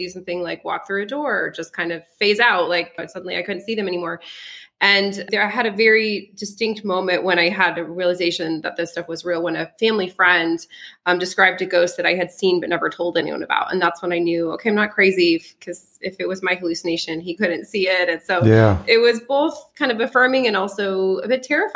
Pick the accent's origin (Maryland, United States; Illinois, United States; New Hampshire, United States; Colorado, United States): Colorado, United States; first language French; English is a second language; also born or lived in Alsace-Lorraine, France / California; then we went to Colorado